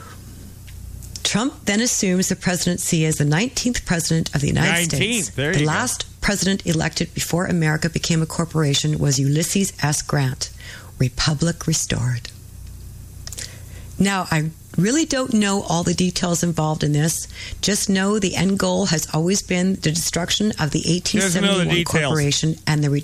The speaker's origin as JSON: {"language": "English", "country": "Canada", "said": "I'm Canadian"}